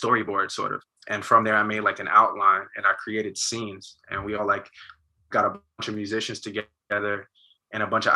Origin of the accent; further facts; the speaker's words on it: Montclair, New Jersey, United States; being from Montclair, about being from Jersey